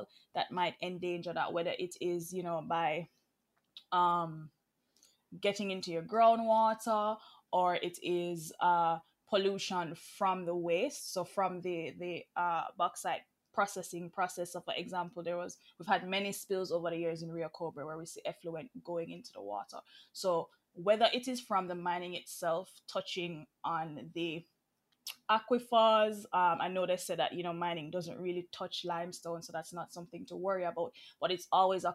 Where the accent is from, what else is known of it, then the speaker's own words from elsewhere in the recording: Manchester Parish, Jamaica; I would have grown up in a mining community. I'm from Manchester. Both of my parents would have worked at the bauxite company